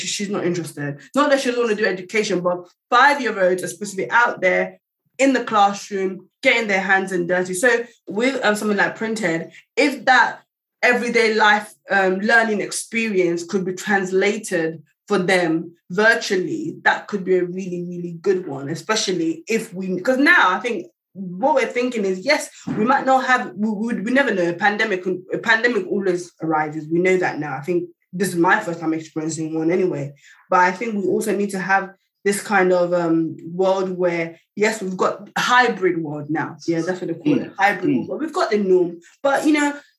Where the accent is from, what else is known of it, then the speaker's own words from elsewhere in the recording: Nigeria; we're Nigerian